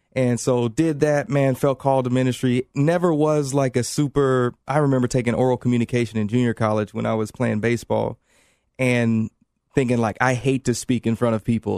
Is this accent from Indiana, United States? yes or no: yes; Indianapolis, Indiana, United States; moved away; I'm from Indianapolis